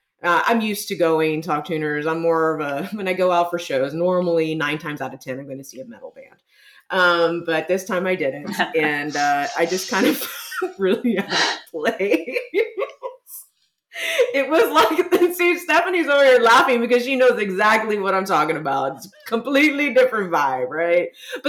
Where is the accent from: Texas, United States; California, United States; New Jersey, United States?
Texas, United States; San Antonio; And I went and saw the … at the historic Aztec Theater here in my hometown of San Antonio.